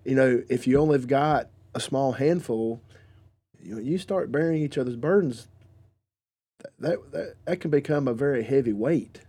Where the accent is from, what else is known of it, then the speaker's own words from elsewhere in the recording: the South, United States; I am from around this area. I am from the South.